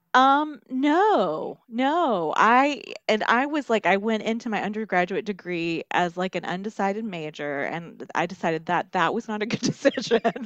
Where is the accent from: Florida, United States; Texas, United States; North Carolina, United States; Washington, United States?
North Carolina, United States; Marion; now in Columbia, United States; I came from Western North Carolina, and then I made a stop in the upstate, and now I'm in the Midlands.